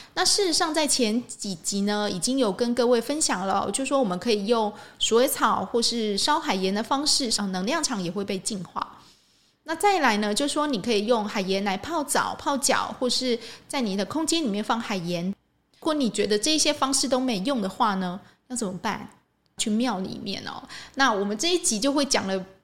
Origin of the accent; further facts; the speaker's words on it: Changhua County, Taiwan; 我住彰化吼， 我是彰化人， 我们附近就有一个很有名的城隍庙， 在鹿港哦